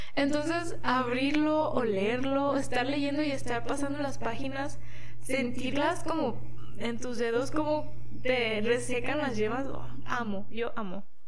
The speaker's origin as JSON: {"language": "Spanish", "country": "Mexico", "tie": "born or raised there", "also_born_or_lived": "Guadalajara", "moved": "yes", "said": "Y pues cerca del pueblo no había lugares con librerías, estaba la ciudad que se llama La Piedad"}